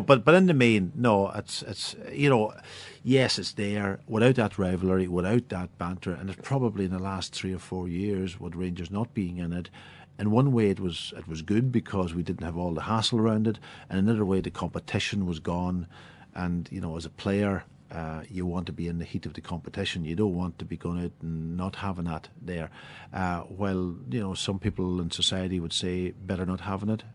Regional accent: Donegal, Ulster, Ireland; I'm A man from Donegal

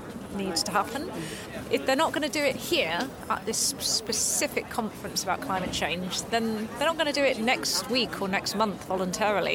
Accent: Shrewsbury, West Midlands, United Kingdom; I'm from Shrewsbury and involved with Extinction Rebellion

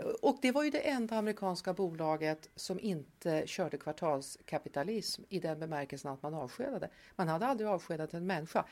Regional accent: Tierp, Uppsala County, Sweden; moved away as an adult; now in Stockholm, Sweden; Jag är uppvuxen i Tierp

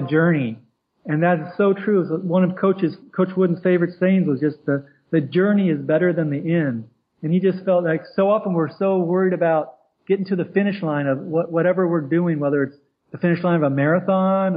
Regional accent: Columbus, Ohio, United States; now in California, United States; growing up in the Midwest, I grew up in Columbus, Ohio, just outside there

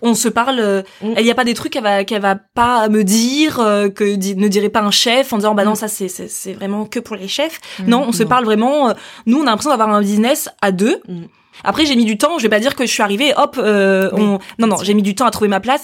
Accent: Paris, Île-de-France, France; moved away as an adult; also born or lived in Africa; now in Angers, France; je suis une vraie Parisienne

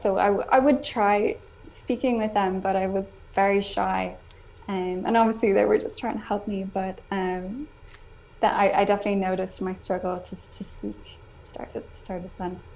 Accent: Ireland; first language English; now in Spain; I'm from Ireland.

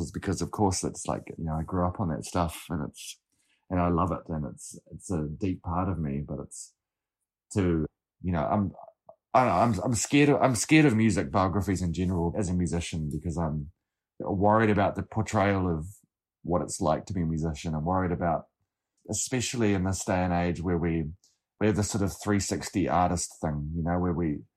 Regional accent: Lyttelton, Canterbury, New Zealand; growing up in Littleton

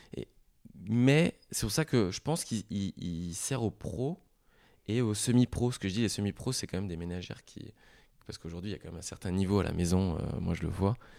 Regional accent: Lorraine, Grand Est, France; je suis lorrain

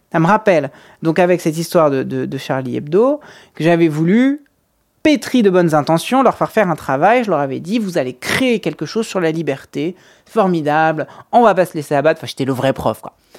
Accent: France; on est français

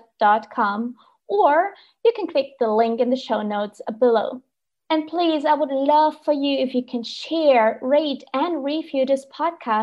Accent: Germany; I'm from Germany

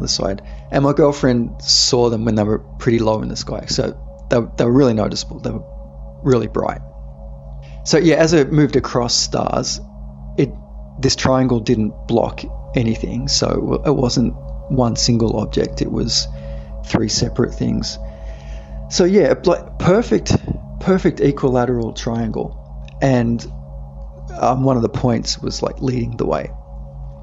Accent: Australia; I'm from Australia

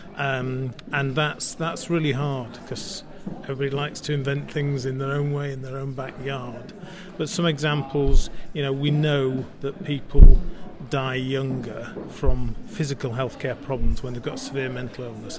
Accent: Yorkshire and the Humber, United Kingdom; I'm uh, uh, ex-NHS chief exec, and I'm from Yorkshire

